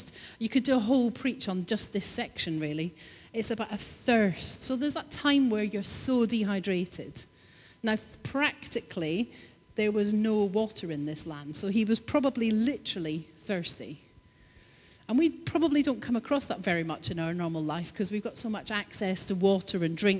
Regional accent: Scotland, United Kingdom; I'm Scottish

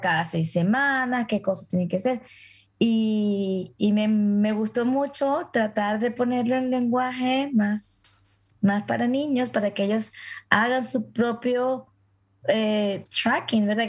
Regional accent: Venezuela; moved away; en la comunidad a la que pertenezco por mi gentilicio como venezolana

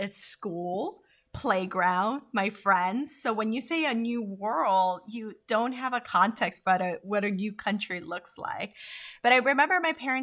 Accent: Honduras; also born or lived in Korea; now in United States; growing up in Honduras.

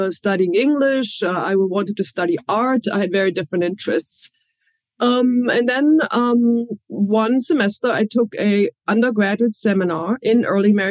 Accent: Berlin, Germany; I grew up in Germany. Um, I uh, was born near the French border in Germany, but I grew up in West Berlin, what was then West, West Berlin

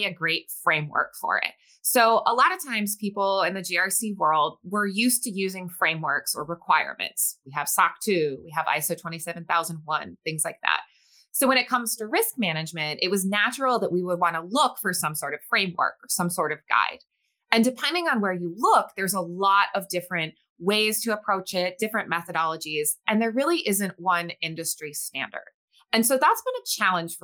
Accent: New England, United States; moved away as an adult; also born or lived in Boston; now in Arizona, United States; I grew up in the New England area and actually went to college in Boston and then made the cross-country leap over to Arizona about 15 years ago.

